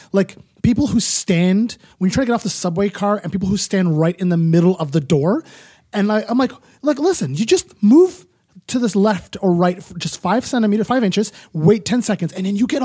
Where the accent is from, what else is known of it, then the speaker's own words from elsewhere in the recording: Ottawa, Ontario, Canada; now in Toronto, Canada; I'm from Ottawa in the burbs.